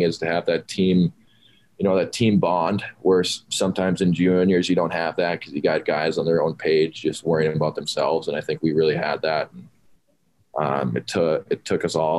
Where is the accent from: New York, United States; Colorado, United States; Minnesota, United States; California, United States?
Minnesota, United States; Sartell; my hockey career growing up in Sartell. It's a smaller town